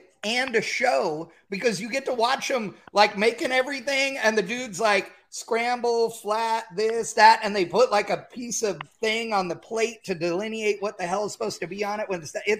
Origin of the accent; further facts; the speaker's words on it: California, United States; moved away; I grew up in California